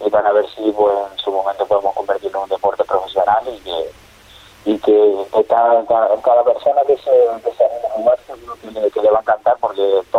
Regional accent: Canary Islands, Spain; competir y llegar al primer equipo del Tenerife, que era el equipo de, mi tierra.

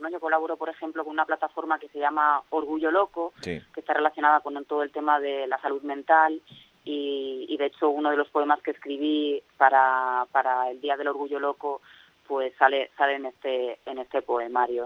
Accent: Alicante, Valencian Community, Spain; yo soy de Alicante

